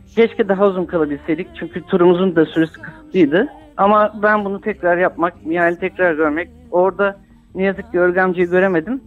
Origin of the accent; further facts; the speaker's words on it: Istanbul, Turkey; İstanbul'a geldikten sonra da işte oturduğumuz mahallede Ermeni ve Rum komşularımız vardı. Onlarla büyüdük